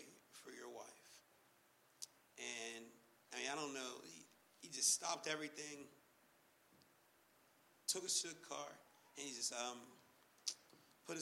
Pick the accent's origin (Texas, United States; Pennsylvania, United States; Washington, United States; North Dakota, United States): Pennsylvania, United States; Pittsburgh; moved away; I'm from Pittsburgh